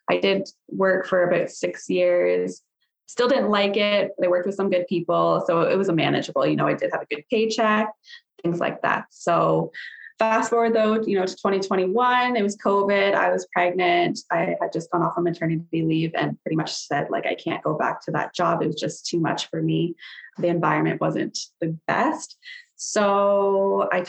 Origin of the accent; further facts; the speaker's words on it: Sarnia, Ontario, Canada; So I was born and raised in Sarnia, Ontario. Still live here